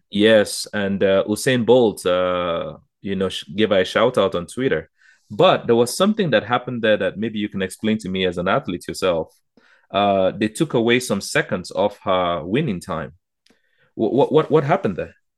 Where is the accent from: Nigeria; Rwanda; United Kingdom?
Nigeria; now in Canada; I'm from Nigeria originally